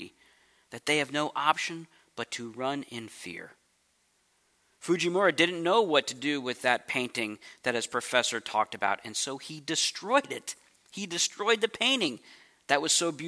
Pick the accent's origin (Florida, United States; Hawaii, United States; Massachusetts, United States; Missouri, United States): Missouri, United States; St. Louis; moved away as an adult; also born or lived in California; now in St. Louis, United States; I grew up in St. Louis, Missouri, and I moved out to California when I was 23